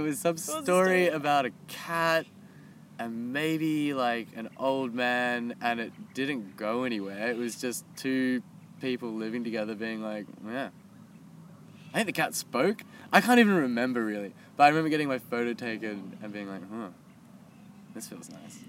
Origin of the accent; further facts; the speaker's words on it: Texas, United States; the first one was about memories about growing up in Texas. So it was like 30 memories in 30 days of growing up in Texas.